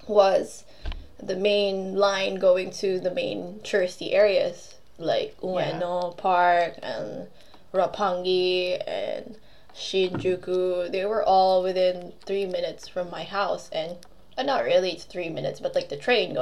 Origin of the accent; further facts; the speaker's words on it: Philippines; moved away; also born or lived in Tokyo; I come from a country, by the way, I'm Filipino. I come from a country where, like, clean toilets are a deficit.